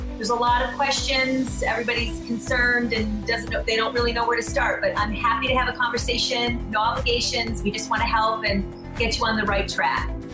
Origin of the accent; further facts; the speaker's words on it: New York, United States; I'm a New Yorker